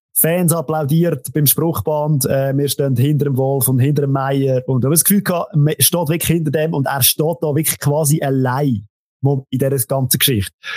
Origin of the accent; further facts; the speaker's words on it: Central Switzerland, Switzerland; bei uns in der Zentralschweiz